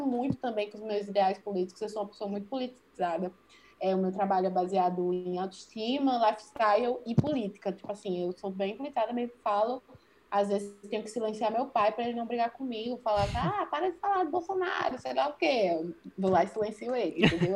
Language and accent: Portuguese; Serra Talhada, Pernambuco, Brazil; moved away as an adult; now in João Pessoa, Brazil; eu sou sertaneja, eu sou do interior de Pernambuco, sabe? Serra Talhada